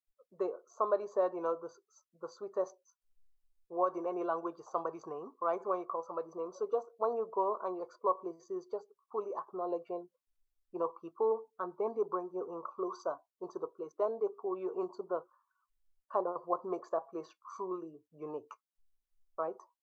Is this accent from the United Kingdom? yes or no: no; Nigeria; also born or lived in United States; now in Sweden; I grew up in Nigeria. I spent 16 years in the US and I've been in Sweden for over a decade